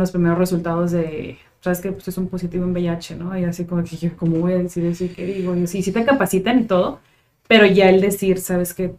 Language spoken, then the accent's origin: Spanish; Tijuana, Baja California, Mexico; soy de Tijuana desde hace 29 años